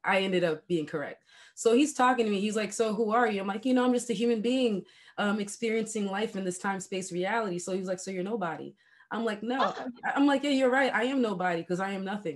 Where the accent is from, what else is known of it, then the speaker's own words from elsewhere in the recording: Haiti; English is a second language; now in United States; I grew up in Haiti